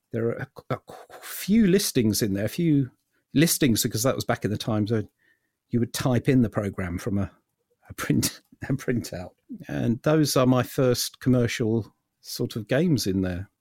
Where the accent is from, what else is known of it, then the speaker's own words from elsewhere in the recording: London, United Kingdom; I was born in London